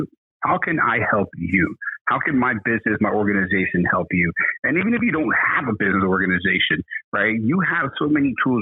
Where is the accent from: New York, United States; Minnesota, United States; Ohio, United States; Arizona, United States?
New York, United States; New York City; we're from Brooklyn